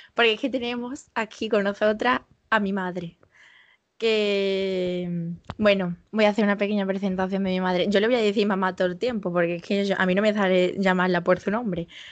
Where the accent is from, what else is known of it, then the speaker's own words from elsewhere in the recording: Los Palacios y Villafranca, Andalusia, Spain; Es de Los Palacios, que es de donde yo soy